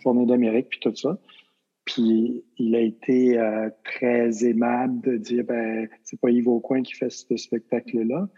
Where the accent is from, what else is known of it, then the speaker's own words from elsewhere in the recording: Magdalen Islands, Quebec, Canada; moved away as an adult; also born or lived in Las Vegas; je suis un, gars des îles, un gars des îles de Madeleine